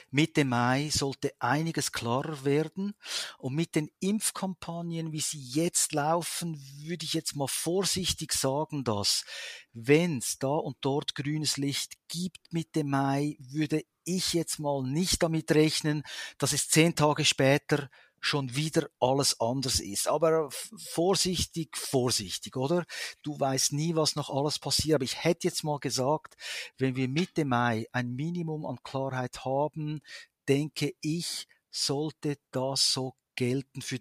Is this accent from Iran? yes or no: no; Switzerland; wenn du ans Meer gehst, magst du als Schweizer natürlich diese, diese Unendlichkeit, oder?